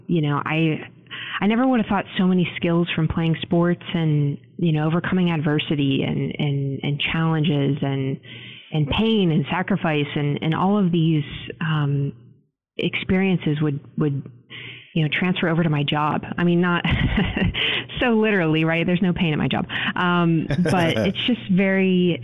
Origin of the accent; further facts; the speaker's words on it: Pittsburgh, Pennsylvania, United States; I'm born and raised in Pittsburgh